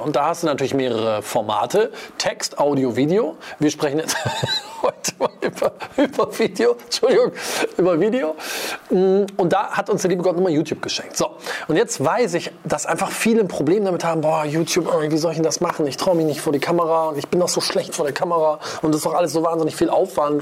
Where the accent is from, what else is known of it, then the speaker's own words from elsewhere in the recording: Wuppertal, North Rhine-Westphalia, Germany; ich komme aus Wuppertal-Vorwinkel